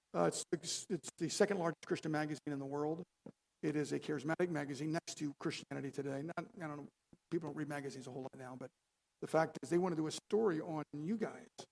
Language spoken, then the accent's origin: English; Baltimore, Maryland, United States; I was raised in an Italian home. My father was, was uh, uh from Italy, and my grandmother, my nonna, she would uh, make spaghetti sauce. We are from Baltimore